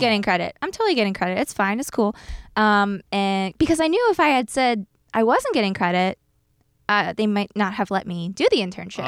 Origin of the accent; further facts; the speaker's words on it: New Jersey, United States; moved away as an adult; also born or lived in Philadelphia, Pennsylvania / New York City; I was born in Philly, and then about, like, a year into my life, my parents moved to South Jersey